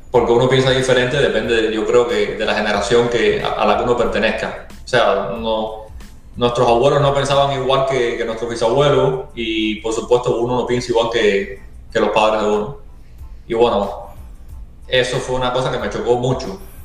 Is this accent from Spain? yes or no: no; Ciego de Ávila, Cuba; moved away as an adult; also born or lived in New York; now in United States; soy de Ciego Ávila que es de Ciego de Ávila todo el mundo conoce qué cosa es la calle Abraham Delgado